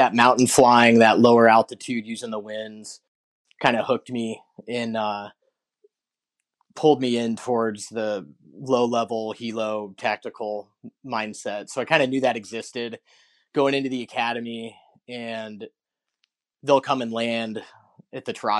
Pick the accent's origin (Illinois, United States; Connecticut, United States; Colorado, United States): Colorado, United States; Golden; I grew up in Colorado, kind of on the Front Range there in Golden, West Denver.